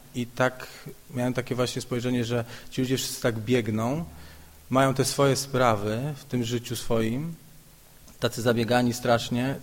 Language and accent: Polish; Szczekociny, Silesian Voivodeship, Poland; now in Kraków, Poland; w Krakowie mieszkam, ale pochodzę z takiej miejscowości Szczekociny.